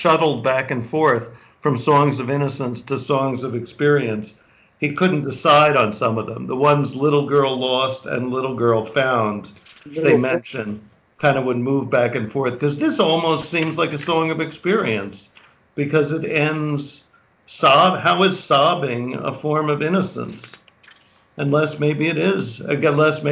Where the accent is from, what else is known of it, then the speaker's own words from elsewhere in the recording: New York City, New York, United States; I grew up in Manhattan